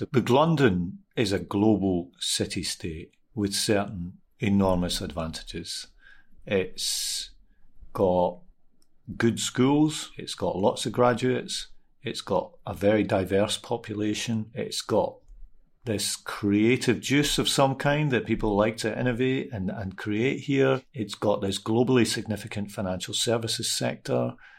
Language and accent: English; Glasgow, Scotland, United Kingdom; I'm a Scottish person, obviously. I grew up in Glasgow.